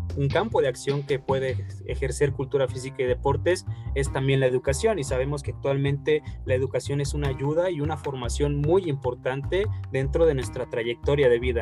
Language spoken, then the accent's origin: Spanish; Guadalajara, Jalisco, Mexico; nací aquí en Guadalajara